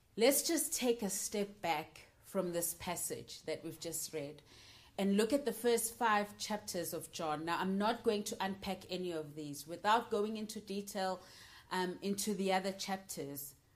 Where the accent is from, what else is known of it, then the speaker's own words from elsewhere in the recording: Johannesburg, Gauteng, South Africa; moved away as an adult; now in United Kingdom; I am from Johannesburg, South Africa, and I'm currently studying in the UK.